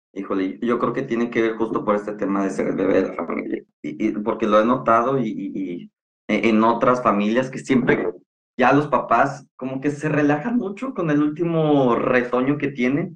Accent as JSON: {"language": "Spanish", "town": "San Luis Río Colorado", "region": "Sonora", "country": "Mexico", "tie": "born or raised there", "moved": "yes", "lives_now": "Monterrey, Mexico", "said": "Soy originario de Sonora, de un ranchito que se llama San Luis Río Colorado. Actualmente ya vivo en Monterrey"}